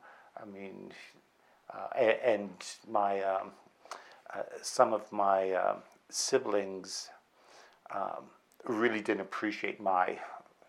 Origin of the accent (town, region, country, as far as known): outside of Vancouver, British Columbia, Canada; born or raised there; also born or lived in Medicine Hat, Alberta